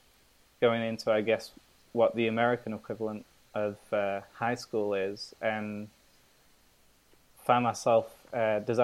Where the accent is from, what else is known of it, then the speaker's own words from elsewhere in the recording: Manchester, North West England, United Kingdom; moved away; I hail from Manchester, England